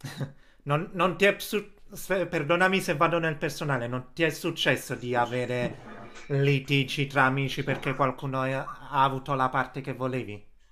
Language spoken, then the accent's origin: Italian; Casoria, Campania, Italy; io sono di Casoria